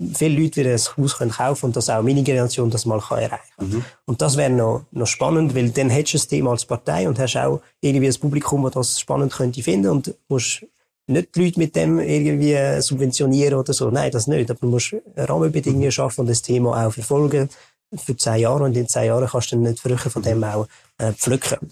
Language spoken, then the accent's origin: German; Western Switzerland, Romandy, Switzerland; ich komme auch aus der Westschweiz